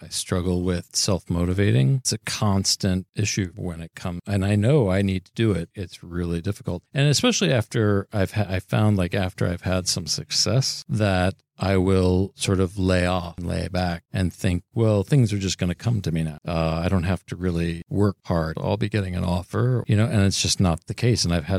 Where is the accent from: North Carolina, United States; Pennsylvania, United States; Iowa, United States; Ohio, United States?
Ohio, United States; Cincinnati; moved away; I'm from Cincinnati